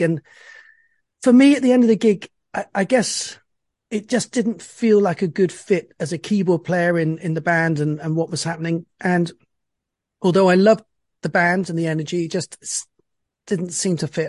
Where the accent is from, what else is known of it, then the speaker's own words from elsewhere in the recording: Bristol, South West England, United Kingdom; I was born in Bristol, which is a, a small town in the west, southwest of England.